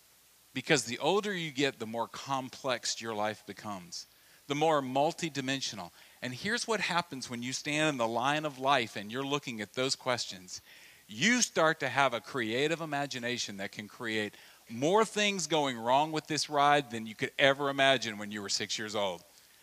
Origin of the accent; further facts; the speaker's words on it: Louisiana, United States; But when I was a little kid, I grew up in Louisiana, and we would have the parish fair in our hometown because we were Central Louisiana.